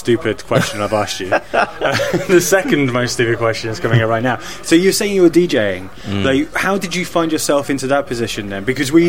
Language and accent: English; England, United Kingdom; well, I'm English.